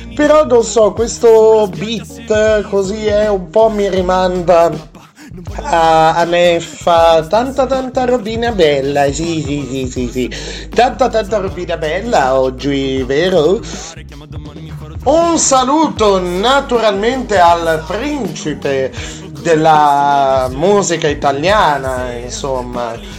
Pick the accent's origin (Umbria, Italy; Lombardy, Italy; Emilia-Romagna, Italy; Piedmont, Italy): Piedmont, Italy; accent: Piedmontese; also born or lived in Alessandria; sono piemontese